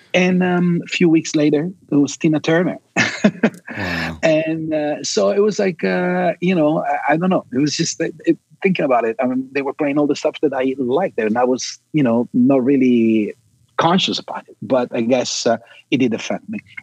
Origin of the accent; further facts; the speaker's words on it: Milan, Lombardy, Italy; moved away; I was born and raised in Milan, Italy